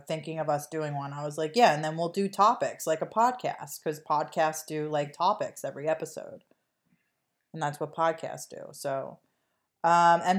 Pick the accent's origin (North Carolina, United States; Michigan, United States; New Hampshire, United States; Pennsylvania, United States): Pennsylvania, United States; Delaware County; we're from Delaware County.